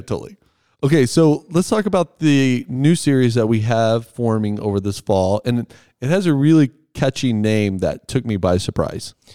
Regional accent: Texas, United States; now in Erie, United States; I'm from Texas, but have lived on the Front Range for quite a long time now

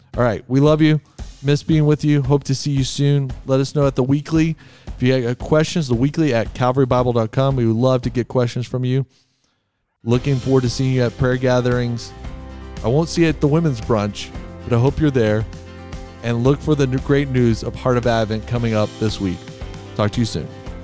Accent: Texas, United States; when I was growing up in Texas

